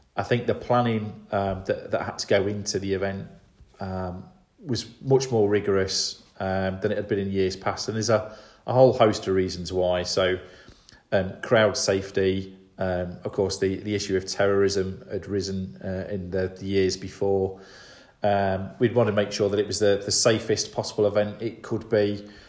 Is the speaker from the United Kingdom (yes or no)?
yes; Grantham, East Midlands, United Kingdom; I'm originally from Grantham